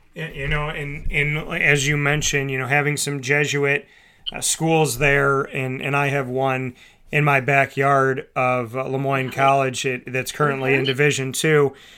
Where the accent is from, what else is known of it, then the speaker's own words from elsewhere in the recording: near Hamilton, New York, United States; Colgate University in Hamilton, New York, very close to my hometown